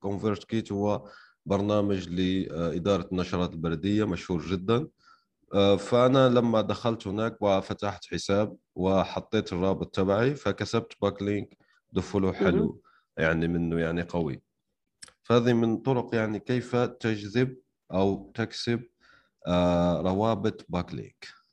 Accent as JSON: {"language": "Arabic", "country": "Algeria", "said": "أنا شخصياً يعني من الجزائر"}